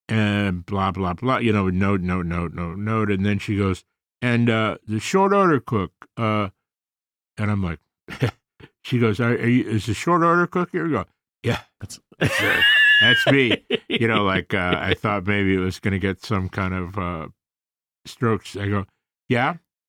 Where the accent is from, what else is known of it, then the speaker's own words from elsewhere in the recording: Chicago, Illinois, United States; Southside, my friend.